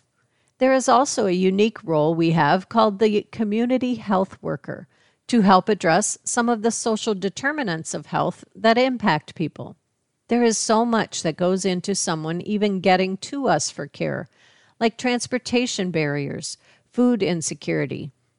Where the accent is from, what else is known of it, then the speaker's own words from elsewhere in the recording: West Branch, Iowa, United States; now in Des Moines, United States; I grew up in West Branch, which is about 10 miles east of Iowa City, and then I did my undergraduate at the University of Iowa.